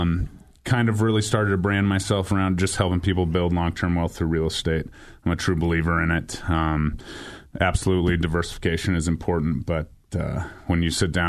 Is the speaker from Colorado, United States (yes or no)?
yes; Colorado, United States; I'm born and raised in Colorado.